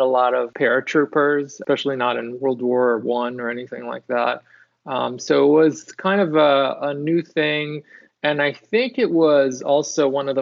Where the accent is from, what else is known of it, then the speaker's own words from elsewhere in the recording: Israel; moved away; I'm originally from Israel